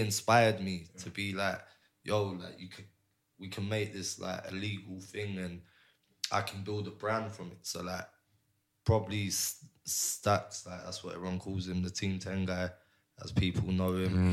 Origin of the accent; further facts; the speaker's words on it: London, United Kingdom; moved away as an adult; also born or lived in Barcelona, Spain; I'm Cypriot, but I was born and raised in North London